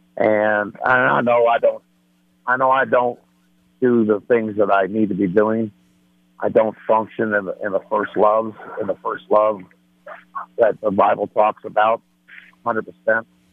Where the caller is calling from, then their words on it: Denver, Colorado, United States; I'm calling from Denver